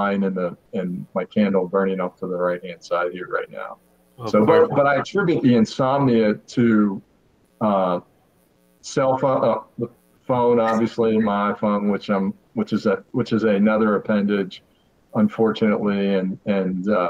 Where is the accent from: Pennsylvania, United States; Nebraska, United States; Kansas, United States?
Pennsylvania, United States; Pittsburgh; I'm from Western Pennsylvania, grew up in suburban Pittsburgh